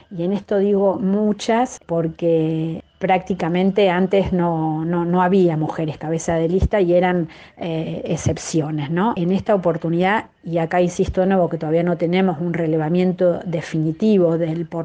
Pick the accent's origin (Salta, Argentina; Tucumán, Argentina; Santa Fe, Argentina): Santa Fe, Argentina; Bueno, yo soy de Santa Fe, por ejemplo, y no la legislatura se renueva totalmente dentro de dos años.